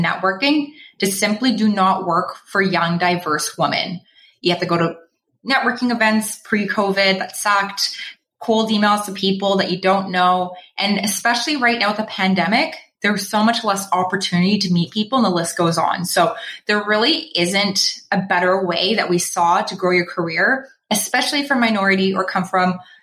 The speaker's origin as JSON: {"language": "English", "town": "Toronto", "region": "Ontario", "country": "Canada", "moved": "as an adult", "lives_now": "Vancouver, Canada", "said": "I'm just pretending to be a local, but I'm actually from Toronto"}